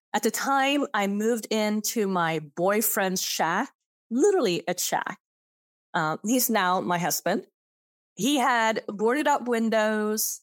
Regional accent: Sweden; English is a second language; also born or lived in Switzerland / San Francisco; now in Austin, United States; I I'm born in Zevers, a little, tiny, small town under, uh, Geneva Lake in Switzerland. And I grew up in Sweden

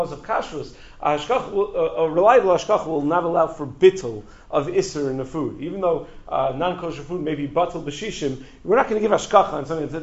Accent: Five Towns, New York, United States; when I was a kid growing up in the Five Towns

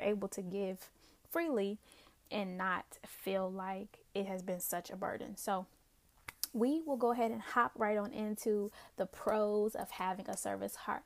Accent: Newport News, Virginia, United States; also born or lived in Pittsburgh; I am originally from the East End community of Newport News. Love the Hampton Roads area

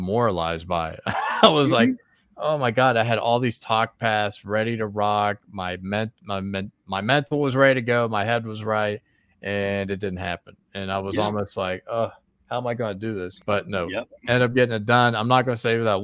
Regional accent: West Virginia, United States; I'm from West Virginia, and my people from West Virginia

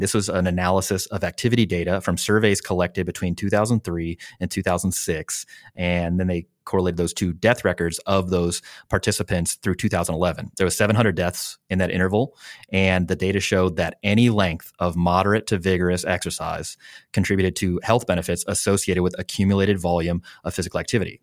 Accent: Midwest, United States; now in San Diego, United States; I'm from the Midwest

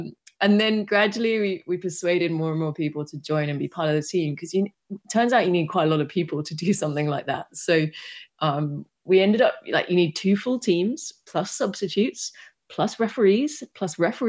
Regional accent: United Kingdom; now in Amsterdam, Netherlands; No, but this is where I live now. I grew up in the UK.

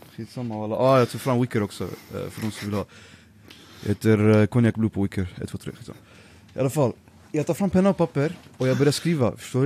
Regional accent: Örebro, Örebro County, Sweden; also born or lived in Nijmegen, Netherlands / Iraq (ancestry, Baghdad); jag bodde faktiskt i eh, Örebro, Vivalla, i fyra år

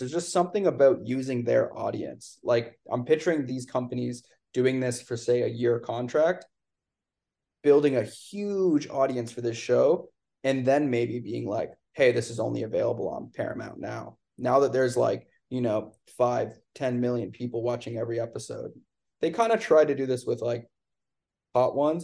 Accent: Canada; I'm from Canada

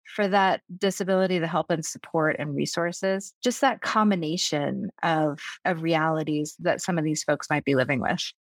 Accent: Vermont, United States; I'm a hippie from Vermont

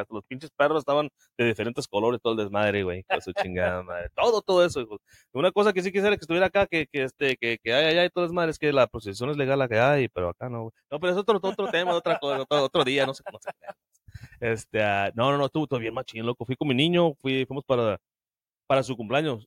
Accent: Sinaloa, Mexico; now in United States; Yo nací crecí en Sinaloa

